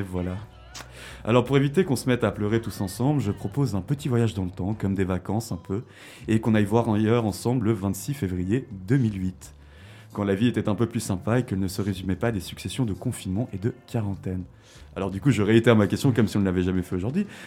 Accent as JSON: {"language": "French", "country": "Switzerland", "said": "chez nous, en Suisse"}